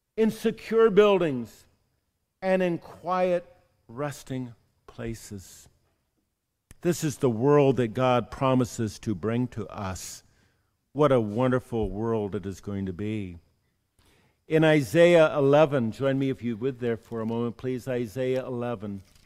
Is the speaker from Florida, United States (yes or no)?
no; San Diego, California, United States; moved away; Growing up in San Diego, California